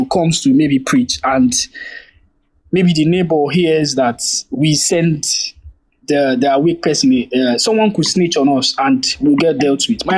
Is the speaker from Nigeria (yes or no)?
yes; Nigeria